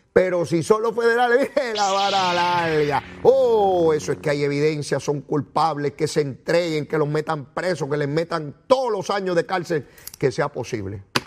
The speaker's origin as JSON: {"language": "Spanish", "country": "Puerto Rico", "said": "como nosotros, como la lengüita mía y una lengüita boricua"}